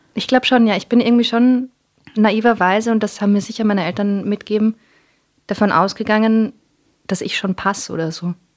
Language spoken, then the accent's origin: German; Vienna, Austria; first language English; dass ich in Wien geboren bin und aufgewachsen